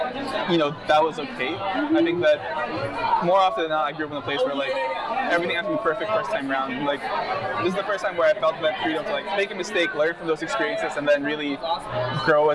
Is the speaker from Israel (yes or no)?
no; Philippines; also born or lived in United States; now in Philadelphia, United States; born in the U.S. but raised in the Philippines.